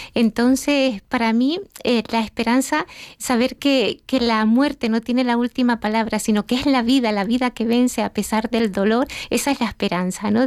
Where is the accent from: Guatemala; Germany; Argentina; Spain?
Spain; Gran Canaria, Canary Islands; Canaria, Canariona, de la isla de Gran Canaria.